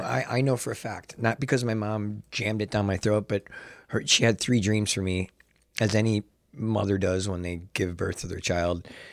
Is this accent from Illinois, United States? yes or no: yes; Chicago, Illinois, United States; I'm born and raised in Chicago